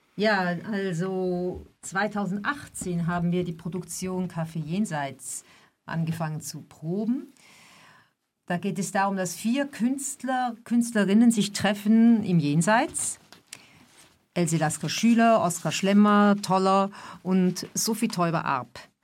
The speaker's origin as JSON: {"language": "German", "country": "Switzerland", "said": "ich komme aus der Schweiz"}